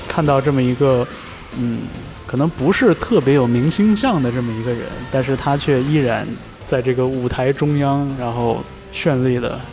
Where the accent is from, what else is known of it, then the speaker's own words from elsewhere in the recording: Northeast China, China; 我在东北长大嘛